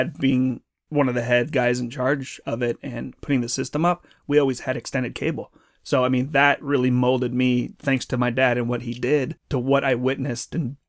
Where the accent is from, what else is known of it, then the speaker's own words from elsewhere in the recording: San Francisco, California, United States; born there; So I was born in San Francisco, but my parents grew up in Pacifica, California, which is a coastal town outside of SF, a little bit south.